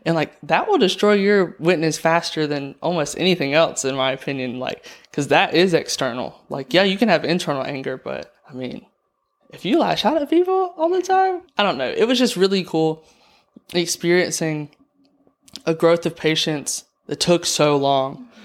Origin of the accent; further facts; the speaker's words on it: Andalusia, Alabama, United States; I'm from Andalusia, Alabama